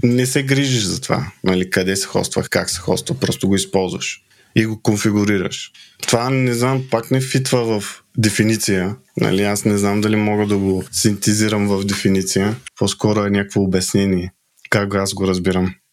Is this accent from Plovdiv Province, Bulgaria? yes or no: no; Yambol, Yambol Province, Bulgaria; Аз съм от Ямбол